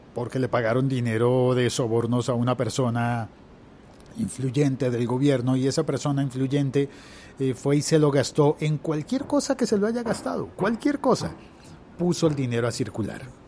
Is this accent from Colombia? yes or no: yes; Colombia; en mi país